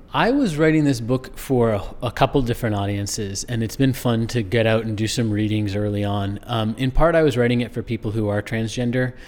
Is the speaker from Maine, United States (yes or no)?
yes; rural Maine, United States; I grew up not in New Hampshire, but in rural Maine